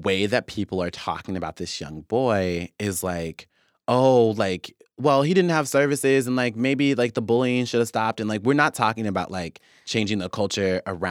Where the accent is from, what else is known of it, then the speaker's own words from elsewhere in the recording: Wichita, Kansas, United States; also born or lived in Oklahoma; when I grew up in Wichita or, like, when I was in Oklahoma, I knew what places I didn't get to have access